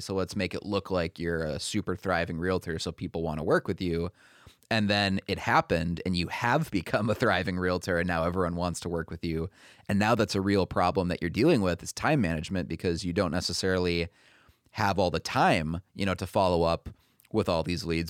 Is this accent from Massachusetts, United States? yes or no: no; Minnesota, United States; moved away as an adult; I was born and raised in Minnesota